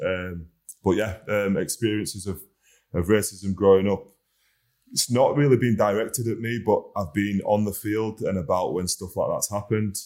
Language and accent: English; Huddersfield, Yorkshire and the Humber, United Kingdom; being a local boy, definitely. It's a great place to be, great place to grow up